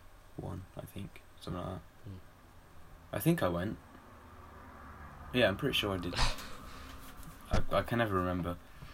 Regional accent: England, United Kingdom; We're English.

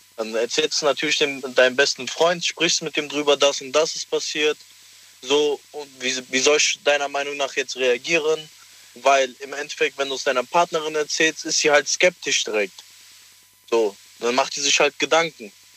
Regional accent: Cologne, North Rhine-Westphalia, Germany; Aus Köln

